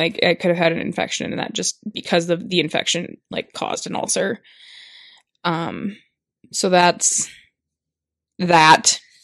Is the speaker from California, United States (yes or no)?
no; Minnesota, United States; I'm from Minnesota